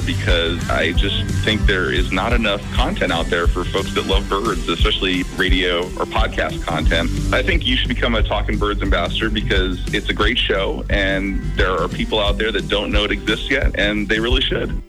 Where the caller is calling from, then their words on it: Sacramento, California, United States; I'm calling from Sacramento, California